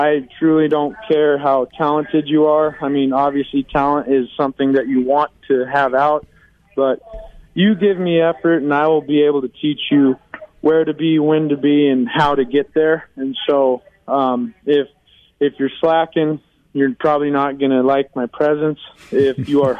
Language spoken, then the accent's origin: English; Aurora, Colorado, United States; moved away as an adult; also born or lived in Fort Collins, Colorado; I'm actually from Aurora.